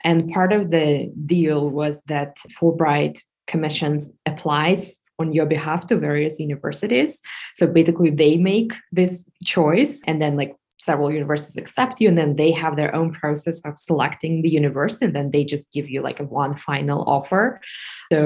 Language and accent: English; Moscow, Russia; moved away as an adult; I was born and raised in Moscow, Russia